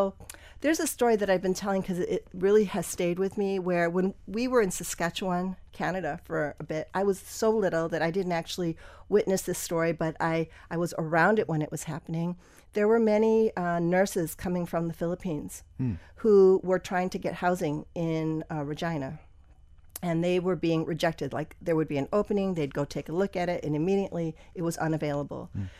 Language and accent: English; Wisconsin, United States; also born or lived in Pennsylvania; I was born in Pennsylvania. My dad was a physician who moved around a lot. So we moved to like 7 different places before we settled in Wisconsin.